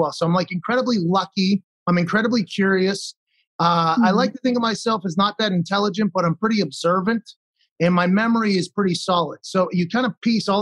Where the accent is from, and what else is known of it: Pittsburgh, Pennsylvania, United States; born or raised there